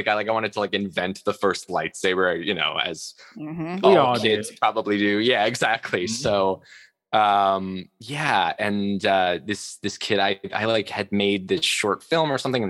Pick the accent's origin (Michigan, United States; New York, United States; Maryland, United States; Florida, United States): New York, United States; Long Island; now in New York City, United States; I came from Long Island